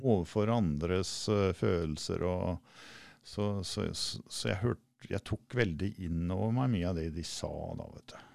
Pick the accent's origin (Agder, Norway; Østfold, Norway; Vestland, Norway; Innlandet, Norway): Østfold, Norway; Rakkestad; moved away; er fra Rakkestad opprinnelig